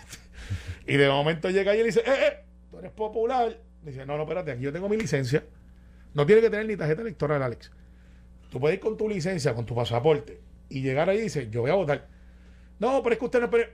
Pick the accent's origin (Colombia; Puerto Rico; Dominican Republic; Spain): Puerto Rico; Guaynabo; soy de Guaynabo